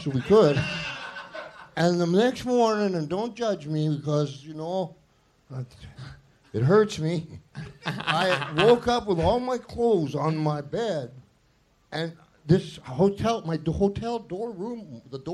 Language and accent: English; Canada; I'm from Canada